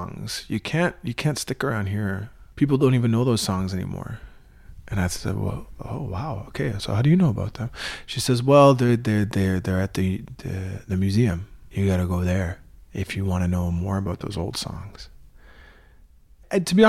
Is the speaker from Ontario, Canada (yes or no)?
no; Wolastoqey Nation, Wabanaki territory, New Brunswick, Canada; I come from the Wolustuk Nation in Wabanaki territory